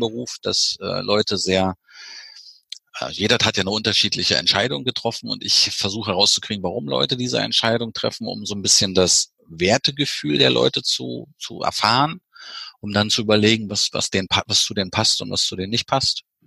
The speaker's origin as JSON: {"language": "German", "region": "East Germany", "country": "Germany", "said": "bei uns im Osten"}